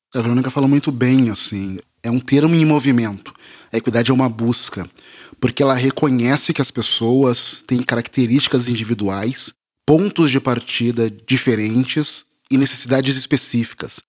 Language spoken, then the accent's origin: Portuguese; Porto Alegre, Rio Grande do Sul, Brazil; now in São Paulo, Brazil; eu sou de Porto Alegre, moro em São Paulo agora, mas eu cresci em Porto Alegre.